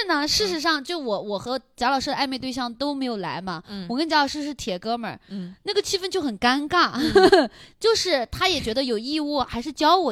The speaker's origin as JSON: {"language": "Chinese", "region": "southern China", "country": "China", "said": "我们南方小时候只能看到电视剧里面就觉得那种下雪好美啊"}